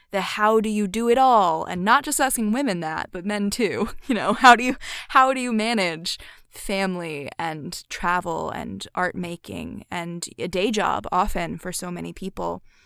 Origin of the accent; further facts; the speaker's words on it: Philadelphia, Pennsylvania, United States; Philadelphia, my hometown